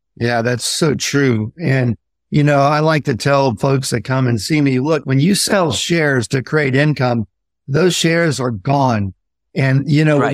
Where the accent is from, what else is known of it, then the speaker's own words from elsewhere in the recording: Indiana, United States; I grew up in Indiana and we got a lot of snow.